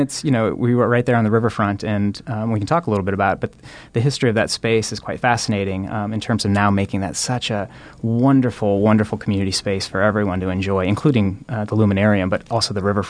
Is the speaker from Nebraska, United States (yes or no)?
yes; Omaha, Nebraska, United States; also born or lived in Hartington, Nebraska; But I moved here when I was young. Into Omaha, and I've always called Omaha kind of my hometown, and bounced around a little bit, but came back to Omaha, and am very pleased to do so.